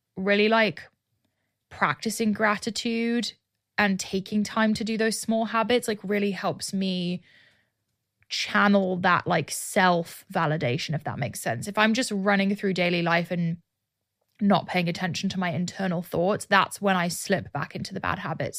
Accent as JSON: {"language": "English", "country": "United Kingdom", "moved": "yes", "lives_now": "Austin, United States", "said": "launch my business in my home country"}